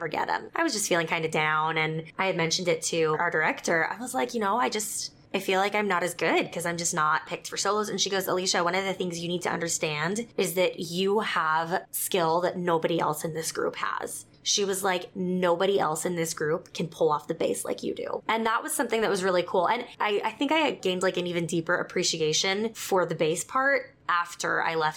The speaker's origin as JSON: {"language": "English", "region": "South Texas", "country": "United States", "tie": "born or raised there", "also_born_or_lived": "Utah", "moved": "yes", "said": "I grew up in South Texas"}